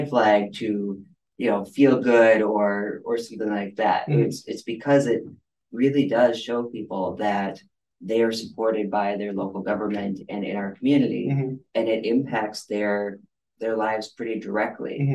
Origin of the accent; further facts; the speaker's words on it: Northern Michigan, United States; moved away as an adult; now in Washtenaw County, Michigan, United States; I grew up in Northern Michigan